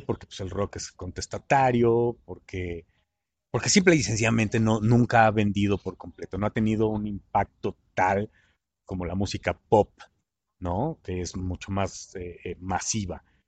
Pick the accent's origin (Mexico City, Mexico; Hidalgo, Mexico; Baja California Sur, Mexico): Mexico City, Mexico; moved away as an adult; also born or lived in Puerto Escondido; vengo de la Ciudad de México